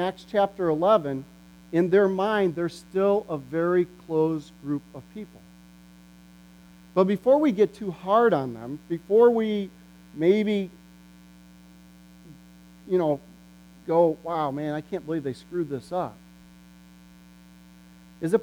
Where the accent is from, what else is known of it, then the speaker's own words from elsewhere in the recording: Morrison, Illinois, United States; moved away; I grew up in Emmanuel Reformed Church. And it amazes me today, even when I go back to Emmanuel Reformed Church in Morrison, Illinois, how different it is from when I was a kid